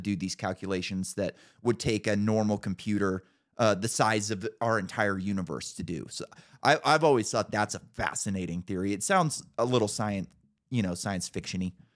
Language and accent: English; California, United States; I grew up in California